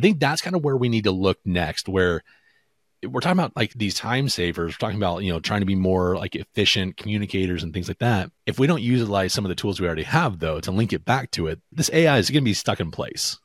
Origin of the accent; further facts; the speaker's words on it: Pacific Northwest, United States; I'm from the Pacific Northwest, so Washington, Oregon, Idaho